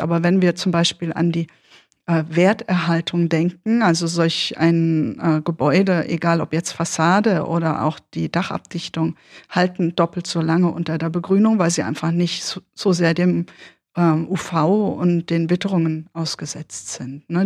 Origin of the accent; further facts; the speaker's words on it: Odenwald, Germany; accent: Berlin; also born or lived in Berlin / Göttingen / Kassel; Ich bin, bis ich sechseinhalb war, in Berlin groß geworden. Ähm, Moloch, wahnsinnig viele Leute, immer viel los, Partys und so weiter. Und dann umgezogen worden in den Odenwald.